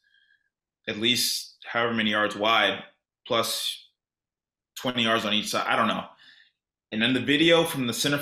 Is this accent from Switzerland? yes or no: no; Sugar Land, Texas, United States; I'm from Sugar Land